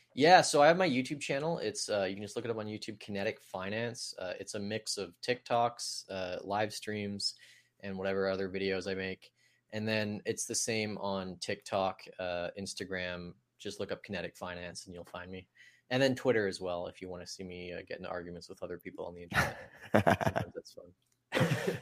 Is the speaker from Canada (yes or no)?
yes; Canada; growing up in Canada